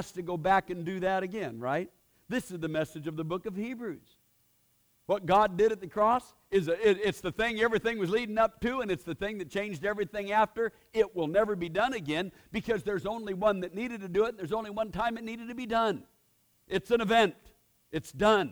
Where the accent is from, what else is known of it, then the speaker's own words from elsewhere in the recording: Portland, Oregon, United States; I grew up in Portland, Oregon, and we didn't go to church.